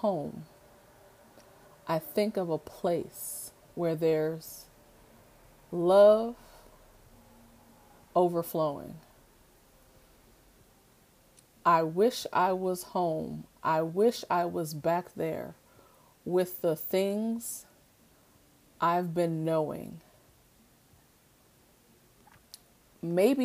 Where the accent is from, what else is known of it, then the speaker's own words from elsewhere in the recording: Oakland, California, United States; also born or lived in Washington, D.C.; I'm really from Oakland though, born, raised, the whole bit